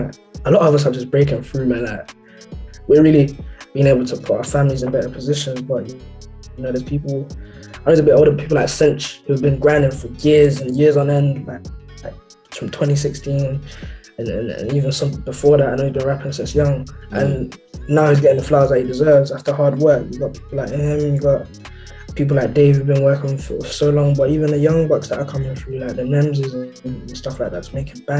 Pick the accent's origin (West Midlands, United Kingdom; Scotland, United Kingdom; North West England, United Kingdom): West Midlands, United Kingdom; Birmingham; also born or lived in Netherlands; I was born in Holland. Okay. I left when I was like one, so that like, I was raised here. Like, this is what Birmingham is all I know.